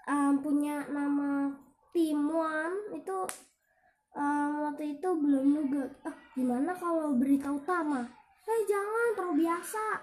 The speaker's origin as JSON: {"language": "Indonesian", "town": "Depok", "region": "West Java", "country": "Indonesia", "said": "Saya berasal dari Jawa Barat, tepatnya di kota Depok dan tepatnya di Kelurahan Grogol"}